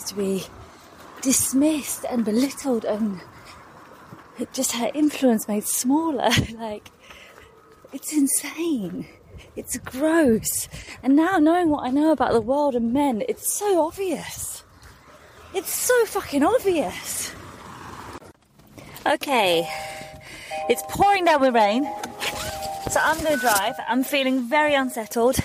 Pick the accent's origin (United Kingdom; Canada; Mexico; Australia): United Kingdom; now in Birmingham, United Kingdom; I'm from near London, so I normally say London